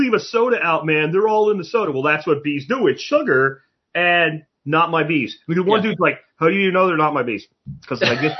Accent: Jacksonville, Florida, United States; We did that too growing up in Jacksonville.

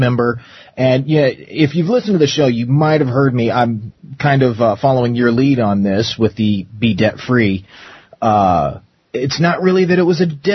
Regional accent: Arizona, United States; growing up in Arizona for so long.

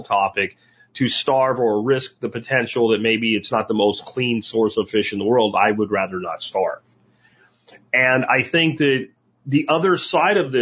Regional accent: Jacksonville, Florida, United States; also born or lived in Pennsylvania; now in Texas, United States; I grew up in Jacksonville, Florida as a kid before the internet.

